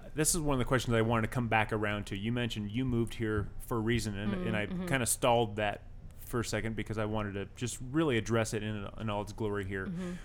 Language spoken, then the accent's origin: English; San Diego, California, United States; moved away; also born or lived in Orange County, California; I grew up in San Diego and lived in Orange County for a long time.